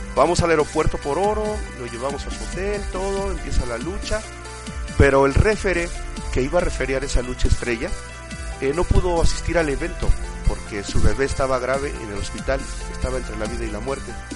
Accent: Chihuahua, Mexico; also born or lived in Temascalcingo, State of Mexico; la ciudad de donde, yo, este, yo crecí, en Chihuahua

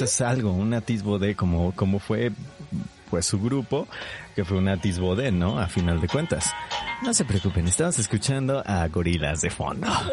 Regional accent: Mexico

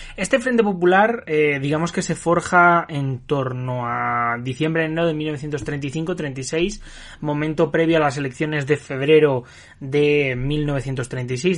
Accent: Spain

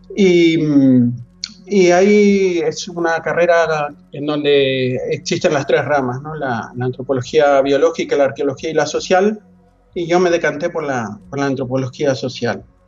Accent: La Plata, Buenos Aires Province, Argentina; accent: Argentine; moved away as an adult; now in Madrid, Spain; soy argentino, soy de La Plata, cerca de, una, es una ciudad cerca de Buenos Aires

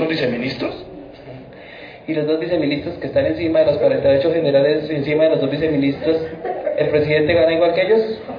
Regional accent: Funza, Cundinamarca, Colombia; also born or lived in Bogotá; Vengo de Bogotá, ya lo dijeron, yo soy de una ciudad que se llama Funza, Cundinamarca

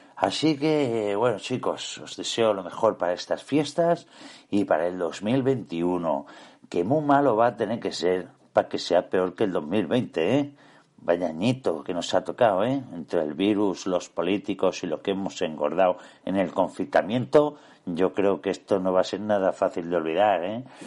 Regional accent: Catalonia, Spain; also born or lived in Lloret de Mar, Girona; soy catalán

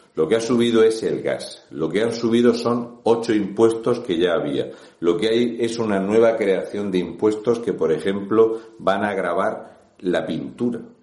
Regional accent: Region of Murcia, Spain; un murciano encabronado

